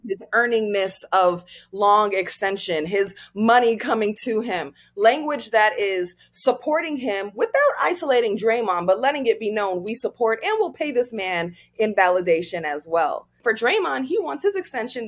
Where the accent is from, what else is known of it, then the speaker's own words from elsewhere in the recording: Nigeria; I'm African, I'm Nigerian.